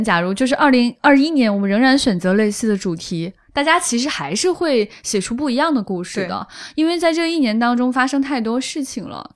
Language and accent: Chinese; China; 我们中国人